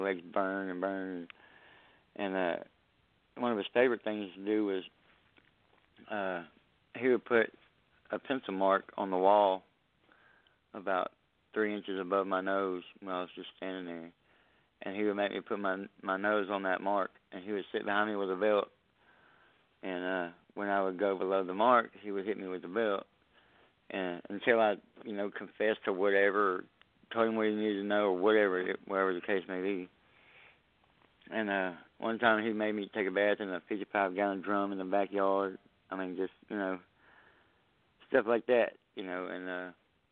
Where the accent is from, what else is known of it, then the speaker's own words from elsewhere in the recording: Southeast Texas, United States; I'm from Southeast Texas.